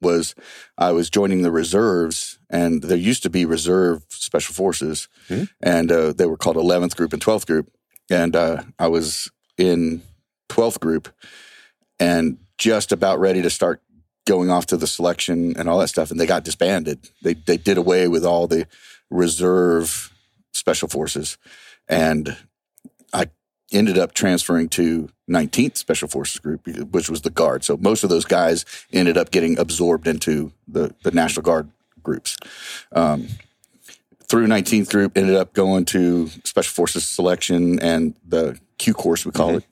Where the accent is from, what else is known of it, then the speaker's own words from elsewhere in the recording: Visalia, California, United States; now in Las Vegas, United States; I'm from Central California, Visalia